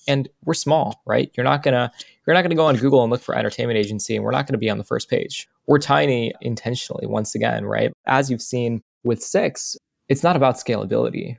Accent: United States; as an American

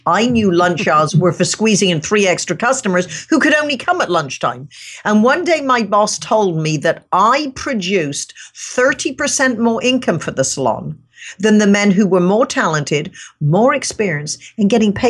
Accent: England, United Kingdom; I grew up in England and my dad was an entrepreneur, self-made man, very successful.

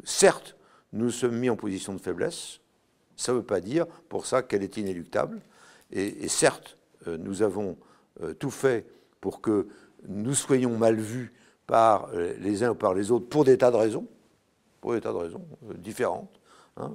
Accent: Brittany, France; je suis breton. Ma maison, est dans, ma maison où je suis né, où ma mère est morte à 99 ans, c'est du granit

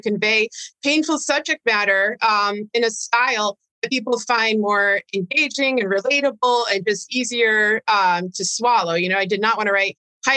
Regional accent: United States; as an American

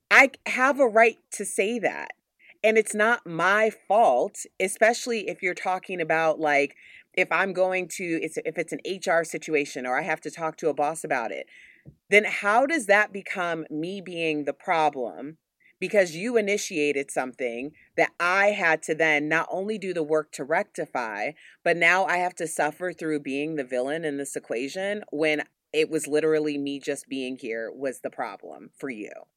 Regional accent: Chicago, Illinois, United States; I'm from Chicago

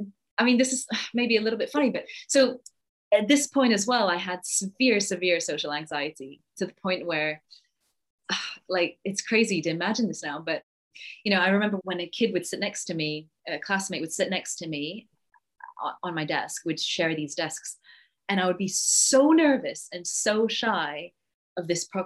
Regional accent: Yorkshire and the Humber, United Kingdom; also born or lived in Singapore; I was born in Singapore, and then we moved to this tiny village in Yorkshire.

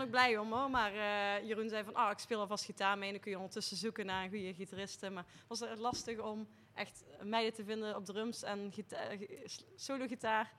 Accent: Nederweert, Limburg, Netherlands; ik kom eigenlijk uit Nederweert

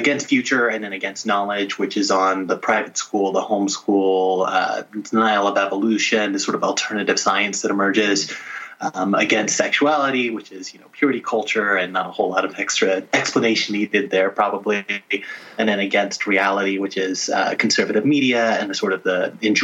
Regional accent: Little Rock, Arkansas, United States; I grew up in Little Rock, Arkansas

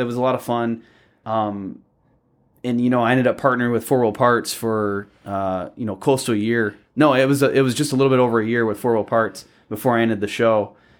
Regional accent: Belleville, Michigan, United States; I was in Belleville, just east of Ann Arbor.

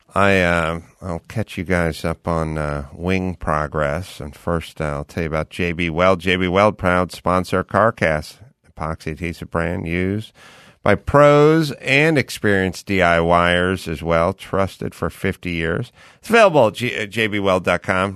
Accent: San Fernando Valley, California, United States; born or raised there

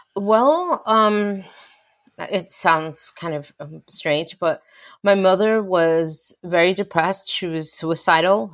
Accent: West New York, New Jersey, United States; I grew up in West New York, New Jersey

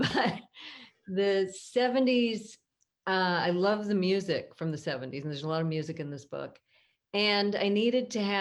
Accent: Southern California, United States; I grew up in Southern California in a very sort of Catholic Christian neighborhood.

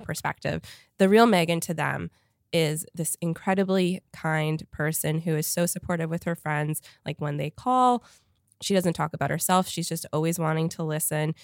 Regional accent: Canada; moved away; I grew up in Canada

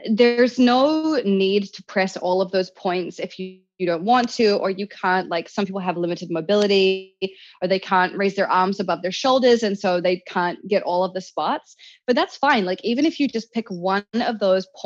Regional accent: New Zealand; now in Los Angeles, United States; I grew up in New Zealand

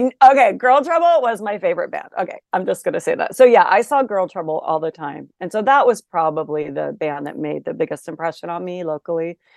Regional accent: Olympia, Washington, United States; I did grow up in Olympia, Washington

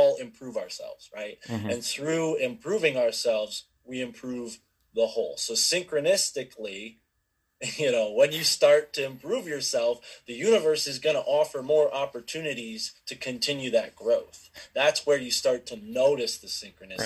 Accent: Connecticut, United States; I'm from Connecticut

